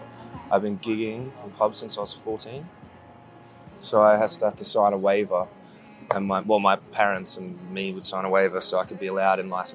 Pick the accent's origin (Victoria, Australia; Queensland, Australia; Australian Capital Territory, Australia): Queensland, Australia; central; now in London, United Kingdom; I'm a busker from Australia, central Queensland. I'm from the desert. Not so much the desert, but more of drought-stricken wasteland.